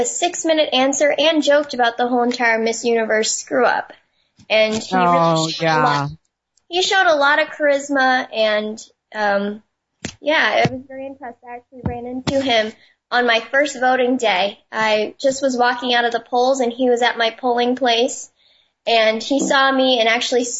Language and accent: English; New Hampshire, United States; I'm from New Hampshire, which is the first of the nation primary state.